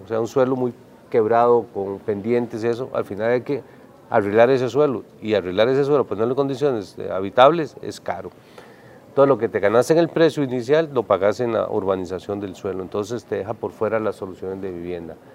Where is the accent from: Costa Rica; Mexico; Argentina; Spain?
Costa Rica; como costarricenses